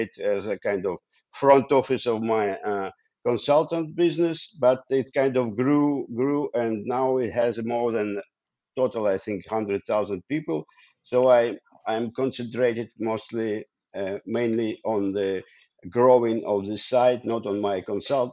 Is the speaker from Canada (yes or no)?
no; Ukraine; English is a second language; moved away as an adult; also born or lived in Russia / Israel; now in Netherlands; I was born in Ukraine now. I studied in Russia. Then I came to Israel. And now I live in the Netherlands